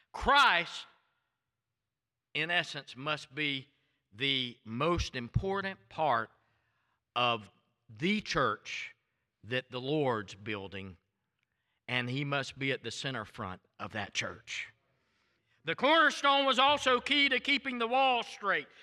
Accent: Waycross, Georgia, United States; accent: thick Southern; moved away; also born or lived in Tallahassee, Florida; It was those five and a half years we lived in Georgia

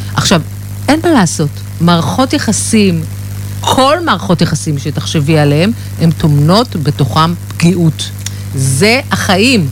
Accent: Herzliya, Tel Aviv District, Israel; אני, אני מהרצליה

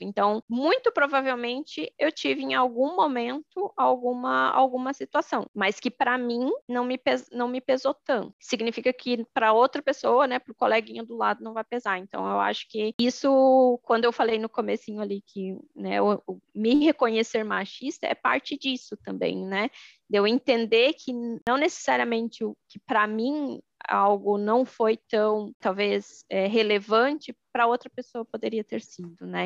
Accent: Joinville, Santa Catarina, Brazil; eu sou de, de Joinville, Santa Catarina

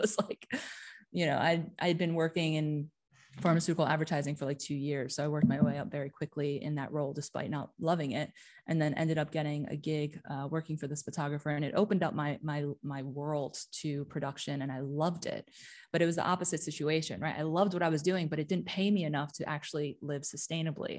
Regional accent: New Jersey, United States; moved away as an adult; also born or lived in New York / Amsterdam; now in Europe; I'm originally from the States. I was, um, born and raised in New Jersey, but spent a majority of my life in New York

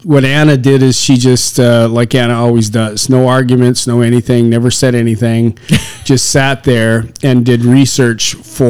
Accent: Saskatchewan, Canada; I come from Saskatchewan

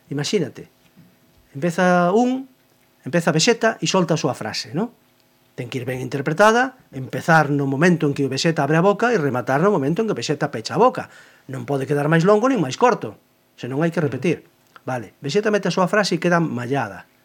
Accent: Cangas, Galicia, Spain; accent: seseo (Cangas); first language Galician; de Cangas, evidentemente, non o nego, e agora procuro, e agora procuro eh, a que miña fonética non, non pareza en certos aspectos, por exemplo, Por exemplo, en, en Cangas non decimos, non pronunciamos o xe, o xe

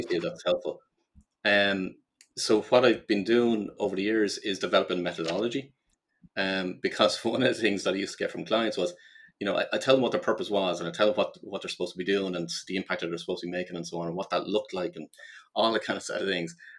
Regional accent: Ireland; I grew up in Ireland

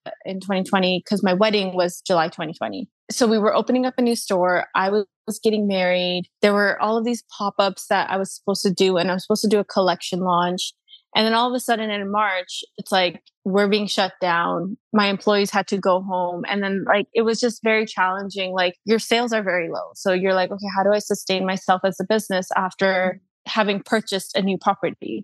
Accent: Canada; also born or lived in London; I'm Canadian

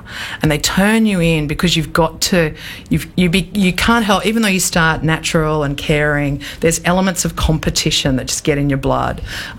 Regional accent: Australia; also born or lived in New York; So I came home to Australia. I'd been living in New York for the best part

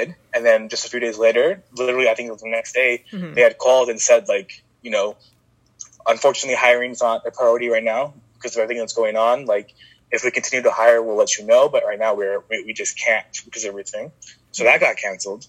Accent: Stockton, California, United States; also born or lived in Chico, California; I actually ended up moving back to my hometown, Stockton

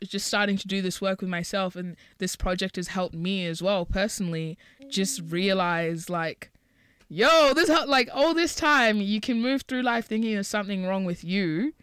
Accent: Botswana; I was born in Botswana, and neither of my parents are from Botswana

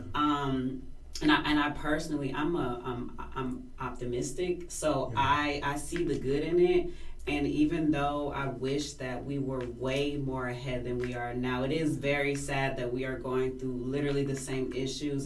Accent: California, United States; I am from California

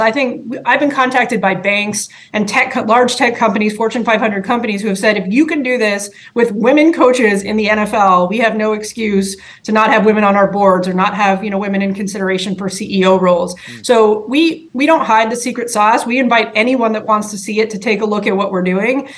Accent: Canada; I grew up in Canada

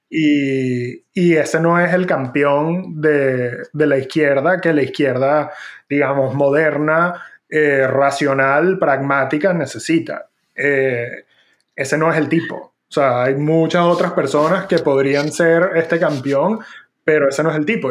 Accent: Venezuela; moved away; yo me fui de Venezuela

